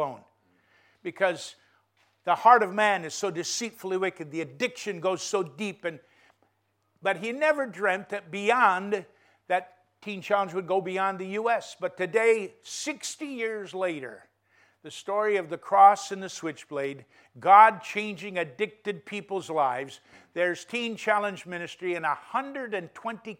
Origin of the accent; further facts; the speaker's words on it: North Dakota, United States; I grew up on a cattle ranch in a state least populated called North Dakota